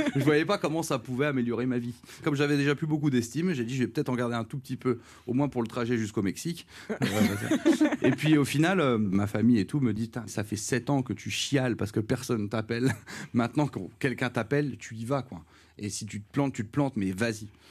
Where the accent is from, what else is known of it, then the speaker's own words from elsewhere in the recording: Charleville-Mézières, Grand Est, France; moved away; je viens du une ville qui est assez pauvre. Charleville